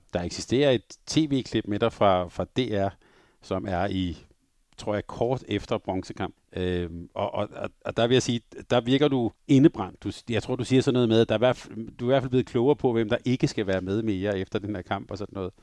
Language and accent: Danish; Denmark; som lille dreng i Danmark